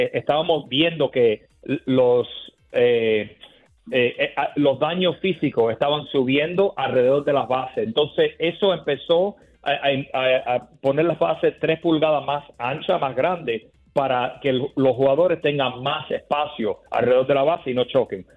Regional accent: Miami, Florida, United States; yo soy de Miami, de Florida

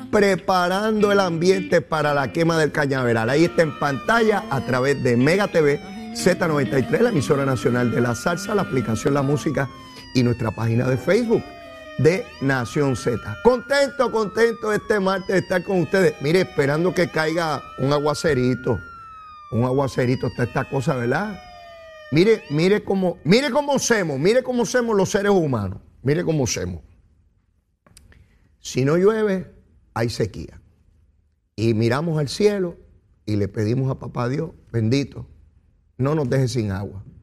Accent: Puerto Rico; Somos boricua y sabemos de lo que se trata.

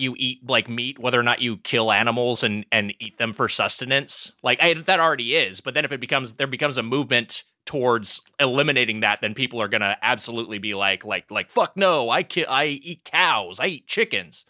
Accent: Long Beach, California, United States; from in, in Long Beach

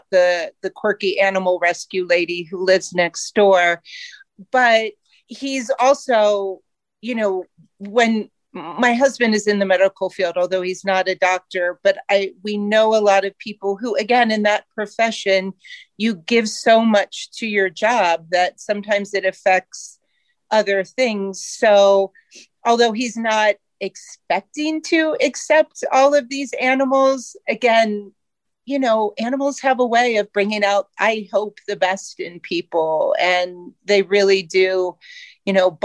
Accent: Ohio, United States; moved away as an adult; now in Colorado, United States; I was born and raised in Ohio

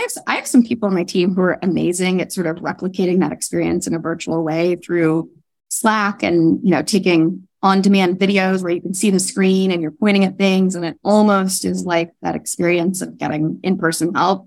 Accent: Northern California, United States; moved away; I grew up in the West Coast, um, oh, and in Northern California

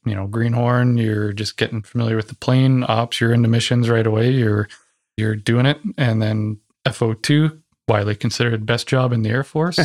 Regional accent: Ontario, Canada; So I'm from Ontario

